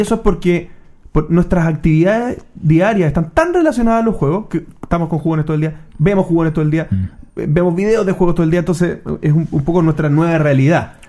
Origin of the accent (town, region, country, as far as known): Chile